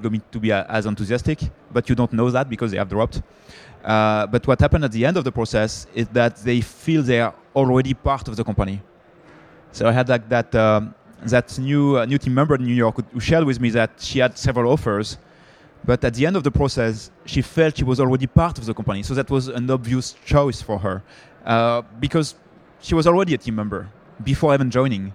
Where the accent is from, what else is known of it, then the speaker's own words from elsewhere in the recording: France; accent: French; English is a second language; I'm French, I guess my accent, I cannot hide my accent.